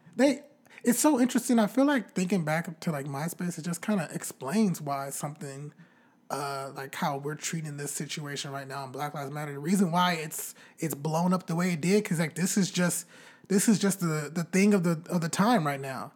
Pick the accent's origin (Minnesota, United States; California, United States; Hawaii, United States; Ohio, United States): California, United States; Bakersfield; my hometown, Bakersfield